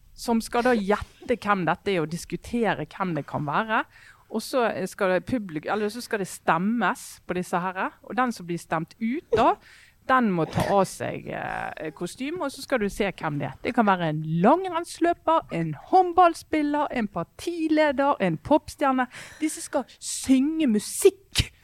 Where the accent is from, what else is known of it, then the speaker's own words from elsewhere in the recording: Western Norway, Norway; oss eh, vestlendinger